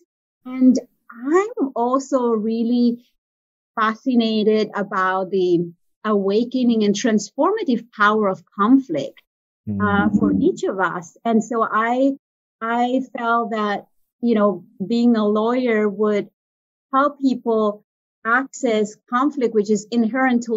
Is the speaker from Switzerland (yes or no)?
yes; Italian part of Switzerland, Italian-speaking Switzerland, Switzerland; moved away; I'm from the Italian part of Switzerland